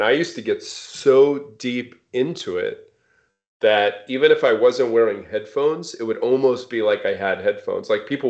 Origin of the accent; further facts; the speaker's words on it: East Coast, United States; also born or lived in Seattle / Bay Area; I grew up on the East Coast. I lived in Seattle for 17 years, and we recently moved to the Bay Area, which is actually a return for me because I was in the Bay Area for 5 years before moving to Seattle.